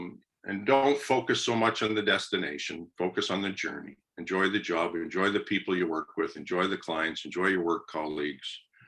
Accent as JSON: {"language": "English", "town": "Kingston", "region": "Ontario", "country": "Canada", "tie": "born or raised there", "said": "I grew up in Kingston. I went to Queens. My high school was right across the road from Queens."}